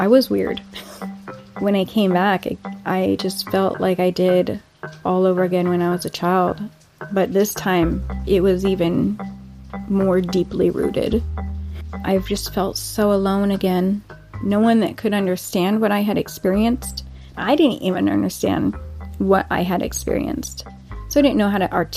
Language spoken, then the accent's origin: English; Monroe, Washington, United States; I grew up in Monroe, Washington